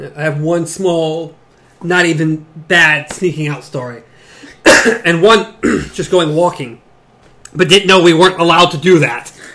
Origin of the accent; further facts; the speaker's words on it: the South, United States; accent: southern; the southern accent